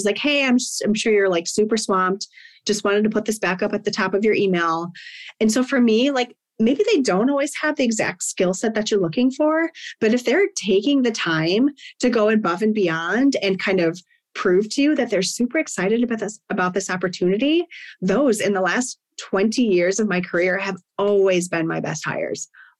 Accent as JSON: {"language": "English", "region": "Midwest", "country": "United States", "said": "And like, I'm from the Midwest and I feel like work ethic there is just like, when I'm hiring, like if you're from the Midwest, I'm kind of like, okay, like let's go. I don't know. There's just something about where I grew up"}